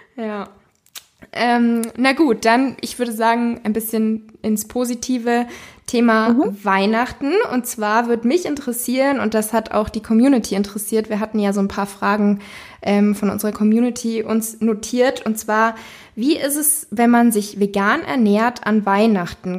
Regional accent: Munich, Bavaria, Germany; ich komme ja hier aus München

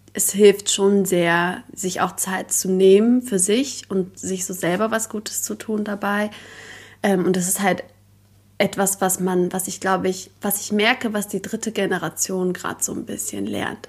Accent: Berlin, Germany; Berlin, glaube ich, weil ich bin hier geboren worden. Ähm, ja, ich bin hier aufgewachsen

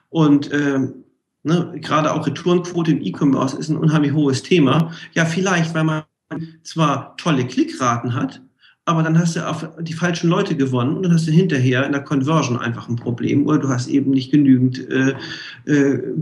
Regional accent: Hamburg, Germany; ich komme ja aus Hamburg, hanseatischer Kaufmann.

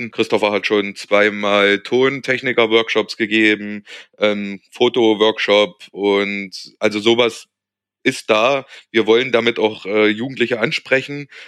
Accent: Berlin, Germany; Als Berliner kann man das vielleicht vergleichen mit der Zukunft am Ostkreuz.

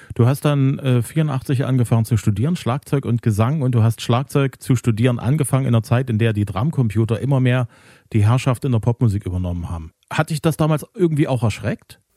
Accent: Zwickau, Saxony, Germany; in meiner Heimatstadt

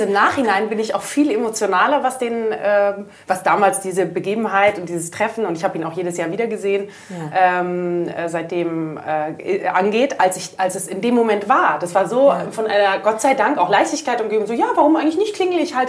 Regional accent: Munich, Bavaria, Germany; moved away as an adult; also born or lived in Athens, Greece; meine Mutter ist dann ähm, nach München zurück. Da ist so die, ähm, ich sag mal, der deutsche Teil der Ursprungsfamilie ähm, mhm. ist in, in München und dort bin ich dann relativ behütet äh, groß geworden

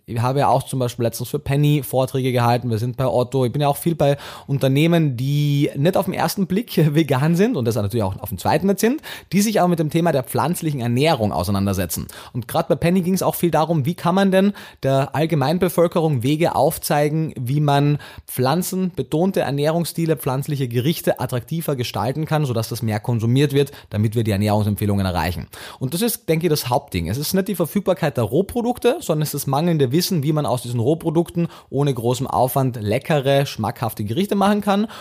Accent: Austria; also born or lived in Vienna; bin ja Österreicher

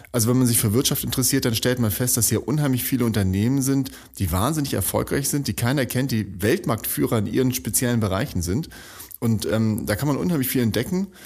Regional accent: Kiel, Schleswig-Holstein, Germany; Also ich komme aus Kiel von der Waterkant. Ähm, bin auch aufgewachsen mit Blick auf den Strand

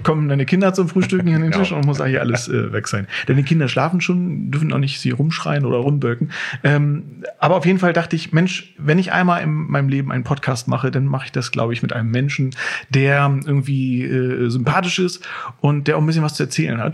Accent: Walsrode, Lower Saxony, Germany; in Walsrode geboren und äh, ja, als Kind dann erstmal äh, woanders gewesen, also aber immer im, im Großraum Walsrode

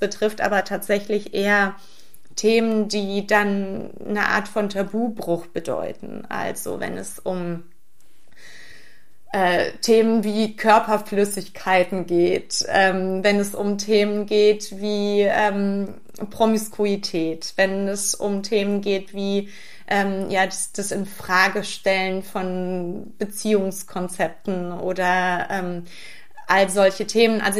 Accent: Brühl, North Rhine-Westphalia, Germany; now in Berlin, Germany; Naja, wenn man so in Brühl aufwächst, dann ist ja Köln die große weite Welt

